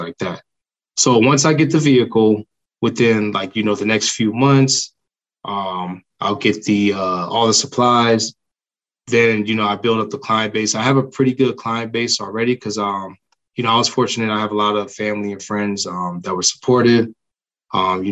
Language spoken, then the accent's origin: English; Miami, Florida, United States; now in Maryland, United States; I'm actually from Miami